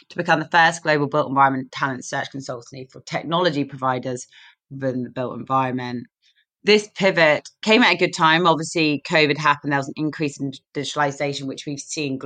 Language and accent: English; London, United Kingdom; accent: London; Our headquarters is in London, which you can tell from my accent